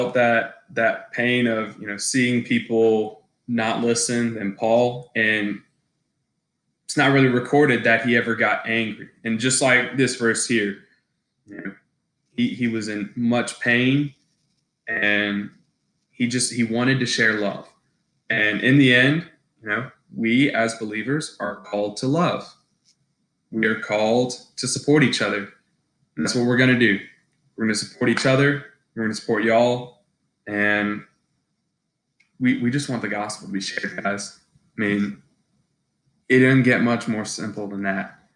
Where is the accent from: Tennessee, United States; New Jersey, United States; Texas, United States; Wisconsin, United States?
Texas, United States; Houston; now in Starkville, United States; I'm from Houston, Texas.